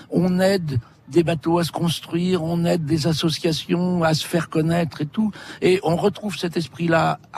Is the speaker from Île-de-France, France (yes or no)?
no; Normandy, France; born there; now in Douarnenez, France; Moi j'habite, euh, je suis né en Normandie, mais j'habite à Douarnenez.